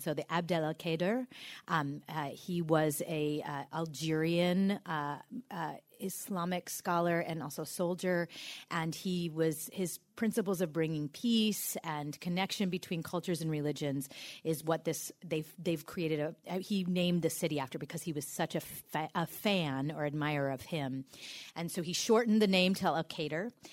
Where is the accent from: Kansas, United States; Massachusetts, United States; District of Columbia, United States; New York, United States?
New York, United States; New York City; now in Iowa, United States; I come from New York City